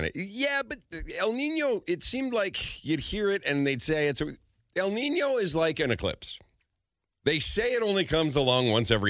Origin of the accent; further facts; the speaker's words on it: Calgary, Alberta, Canada; I grew up in Calgary, so we knew what a Chinook was.